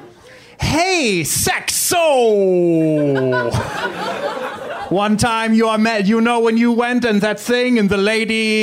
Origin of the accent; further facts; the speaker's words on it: Germany; I'm from Germany